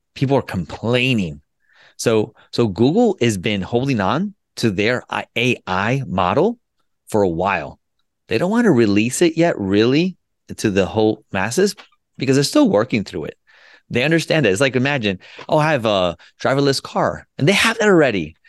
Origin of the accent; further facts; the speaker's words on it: United States; also born or lived in Colombia / Florida; I was born in Columbia, South America, and I was made in the U S. And what I mean by that, I came here when I was two years old, and I grew up